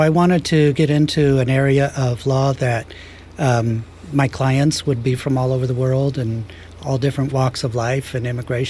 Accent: San Luis Obispo, California, United States; also born or lived in Washington, D.C. / Philippines / Davis, California; I'm from San Luis Obispo. Went to San Luis Obispo High. Went to Cal Poly.

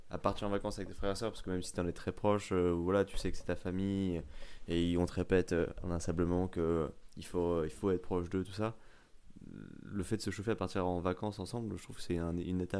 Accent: France; je suis un bon français

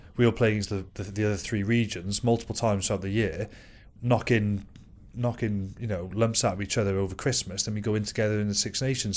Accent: Wales, United Kingdom; as a Welshman

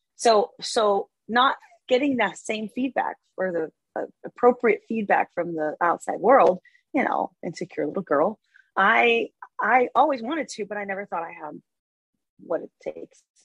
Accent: Copenhagen, Capital Region of Denmark, Denmark; moved away as an adult; also born or lived in Barcelona, Spain; now in United States; I grew up in Denmark. Um, so my my dad's American, my mom is Danish, and I grew up in Denmark with her

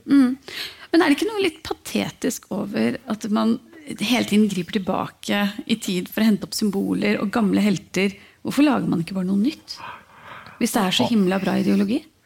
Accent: Norway; Når man er født og oppvokst i Norge

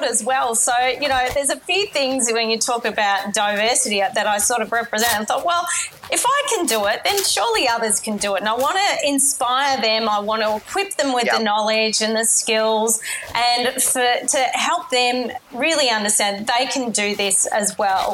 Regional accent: Melbourne, Victoria, Australia; I grew up in Melbourne in Australia

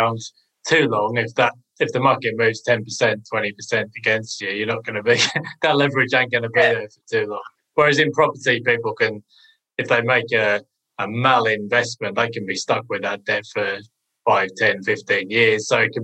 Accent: United Kingdom; being a Brit, I've lived through some quite spectacular booms and busts

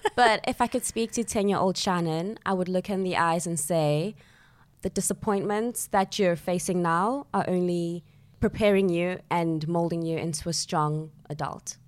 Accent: Johannesburg, Gauteng, South Africa; moved away as an adult; also born or lived in Soweto; now in London, United Kingdom; I grew up in Johannesburg, South Africa, and both of my parents are South African

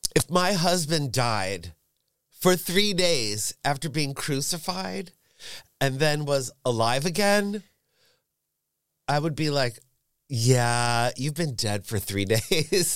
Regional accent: suburbs of New York, United States; moved away as an adult; also born or lived in San Francisco; now in Berlin, Germany; I grew up in the suburbs of New York, forty minutes north of Manhattan

